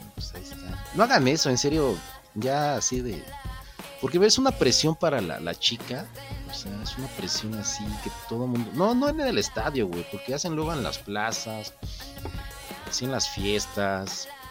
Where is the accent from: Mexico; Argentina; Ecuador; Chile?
Mexico